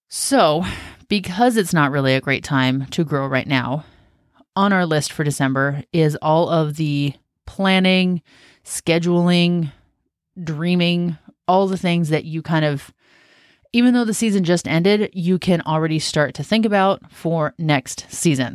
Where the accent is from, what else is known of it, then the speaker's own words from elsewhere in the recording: Washington, United States; moved away as an adult; I grew up in Washington State